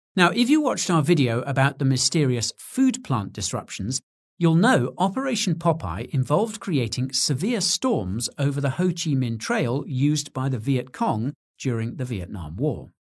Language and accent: English; United Kingdom; Being British